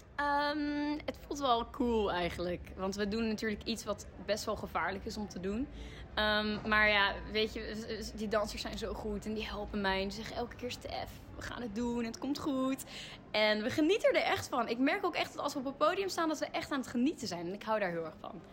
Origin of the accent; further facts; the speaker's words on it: Utrecht, Netherlands; Ik kom uit Utrecht